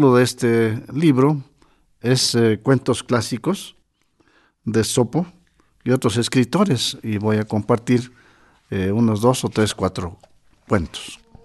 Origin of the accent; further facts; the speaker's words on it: Totontepec Villa de Morelos, Oaxaca, Mexico; moved away; Mi orgullo es haber nacido en mi pueblo Totontepec. Yo soy mije donde quiera